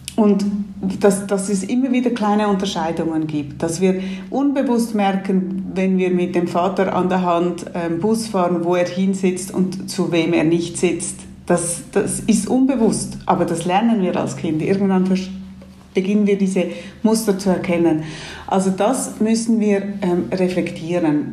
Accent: Switzerland; Ich bin hier in der Schweiz aufgewachsen

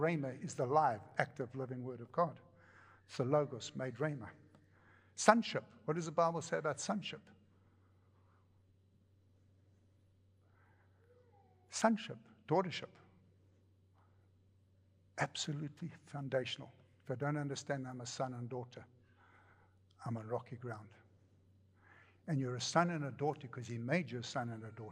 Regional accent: United States; I come from America.

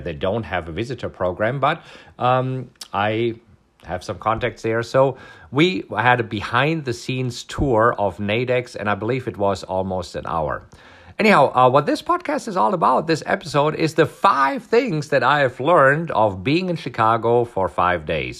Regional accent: Germany; moved away; this is food that I grew up on in Germany

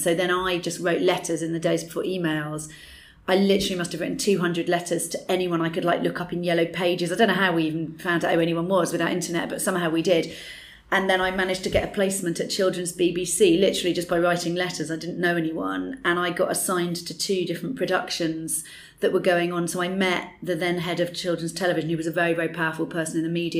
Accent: Dorset, South West England, United Kingdom; I grew up in Dorset.

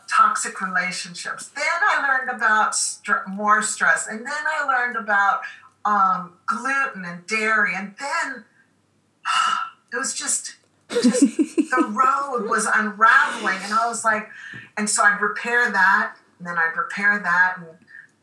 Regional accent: Washington, District of Columbia, United States; I grew up in Washington, D.C.

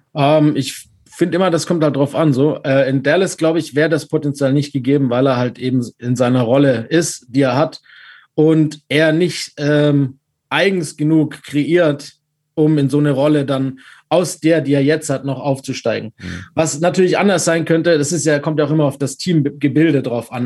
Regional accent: Stuttgart, Baden-Württemberg, Germany; Ich bin aus Stuttgart und auch VfB-Fan

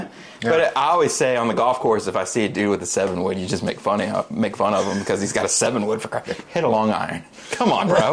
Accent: United States; I'm American

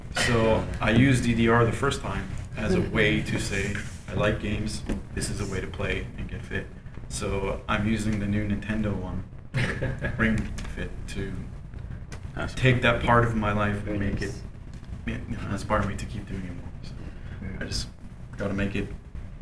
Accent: Canada; As a Canadian boy, I just grew up on milk

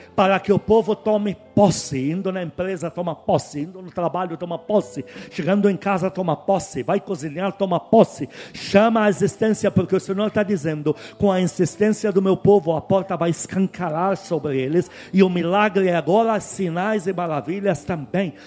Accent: Tyre, South Governorate, Lebanon; now in Brazil; eu sou de Tiro

